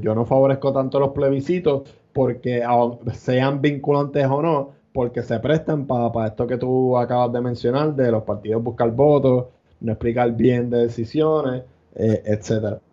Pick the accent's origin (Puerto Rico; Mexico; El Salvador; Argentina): Puerto Rico; somos ciudadanos, si somos ciudadanos americanos